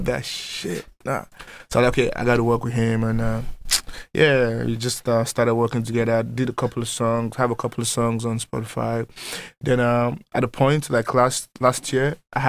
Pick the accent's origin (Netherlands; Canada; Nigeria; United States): Nigeria; moved away as an adult; I came from Nigeria like 4 years ago